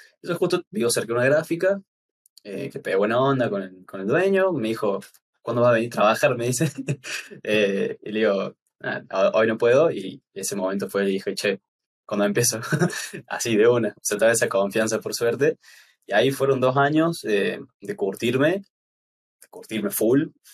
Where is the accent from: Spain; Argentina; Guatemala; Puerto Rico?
Argentina; Córdoba; soy diseñador gráfico de acá de Córdoba, Argentina